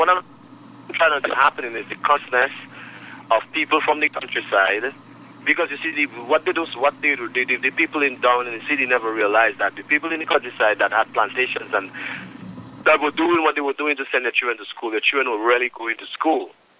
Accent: Roseau, Saint George, Dominica; moved away; also born or lived in Grand Bay / Massacre; I grew up in Roseau, but every summer I have to go in the country. That's where I get my knowledge of my Creole knowledge and everything.

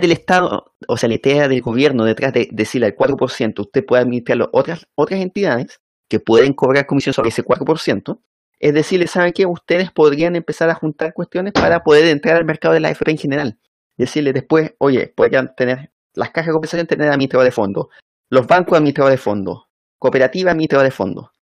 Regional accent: Chile

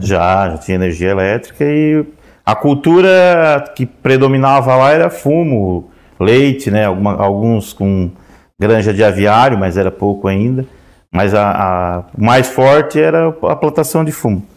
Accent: Orleans, Santa Catarina, Brazil; eu nasci na Serraria, que é o interior, dá uns 7 quilômetros aqui de, de Orleans

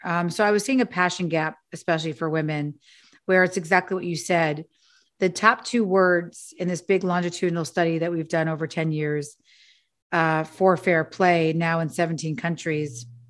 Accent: New York City, New York, United States; I'm also a latchkey kid from Manhattan. I grew up, uh, on Avenue C and fourteenth Street with a single mother

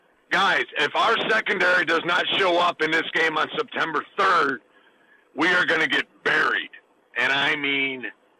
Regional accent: Ohio, United States; because I'm from Ohio. I know exactly where he went to high school and played

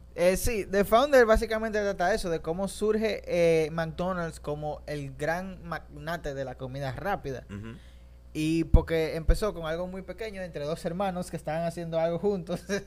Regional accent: Dominican Republic; yo mismo soy dominicano

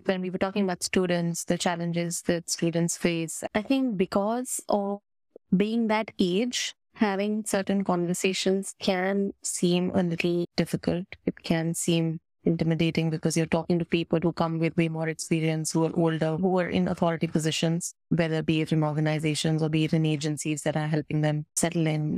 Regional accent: India; as an Indian, I think the beauty of belonging to and growing up in this country

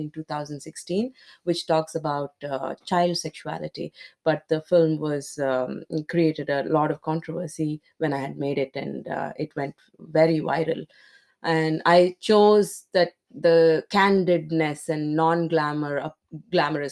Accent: India; in India, I come from India

